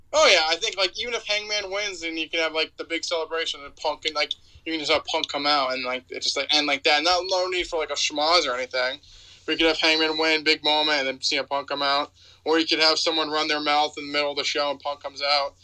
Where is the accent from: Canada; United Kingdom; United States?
United States; North Attleboro, Massachusetts; there's a showcase cinema in my hometown in North Attleboro